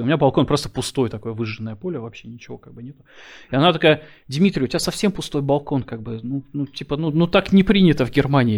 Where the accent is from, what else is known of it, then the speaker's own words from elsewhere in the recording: Saint Petersburg, Russia; moved away as an adult; now in Germany; я родился и вырос в Питере